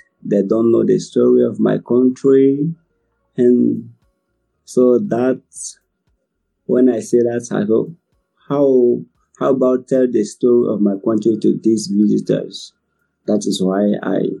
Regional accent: Côte d’Ivoire; English is a second language; from Ivory Coast

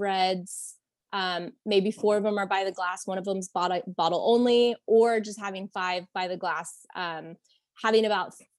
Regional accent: Texas, United States; a Texan living in Texas

